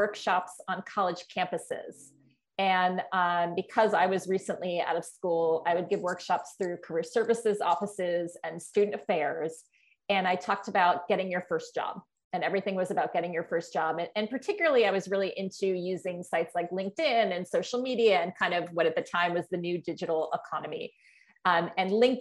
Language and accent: English; Norwalk, Connecticut, United States; moved away as an adult; I was born and raised in Norwalk, Connecticut, which is about 80 miles from New York City